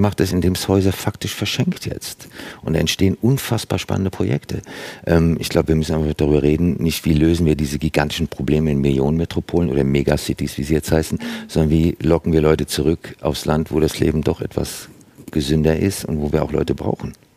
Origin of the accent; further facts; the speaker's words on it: Germany; bei uns in Deutschland